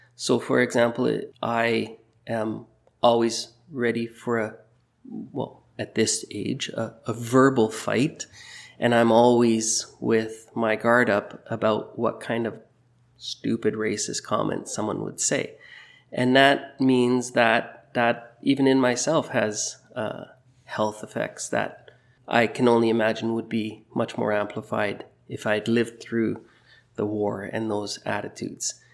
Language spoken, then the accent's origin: English; Burnaby, British Columbia, Canada; moved away as an adult; also born or lived in Toronto / Europe; now in Maple Ridge, Canada; I grew up in Burnaby, born in raised in Burnaby